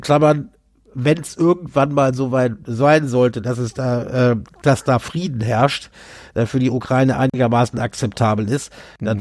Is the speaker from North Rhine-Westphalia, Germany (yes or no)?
no; Berlin, Germany; bei uns in Berlin